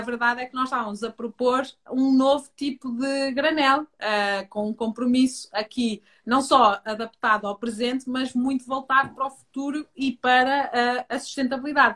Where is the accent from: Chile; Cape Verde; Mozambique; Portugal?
Portugal; Minho, Norte; moved away; eu sou minhota, sou de FAF, Uh, mas tive uma infância no campo